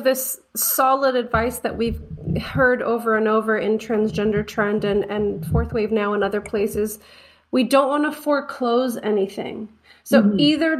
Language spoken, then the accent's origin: English; United States; I as an American